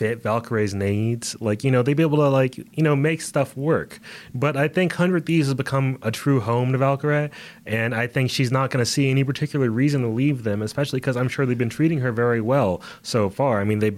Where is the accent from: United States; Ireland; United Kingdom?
United States; We are from America